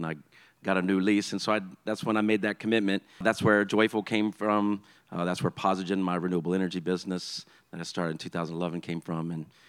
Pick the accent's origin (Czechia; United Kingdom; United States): United States; Baton Rouge, Louisiana; now in New Orleans, United States; I'm originally from Baton Rouge. Been in New Orleans since 2001.